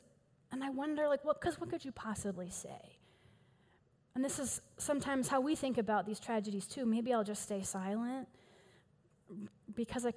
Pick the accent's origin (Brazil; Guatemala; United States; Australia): United States; Houston, Texas; accent: East Texas drawl; now in Denver, United States; I am from Houston originally, so if you hear a little bit of an East Texas drawl and or the words y'all or all y'all every six sentences or so, you'll know where that comes from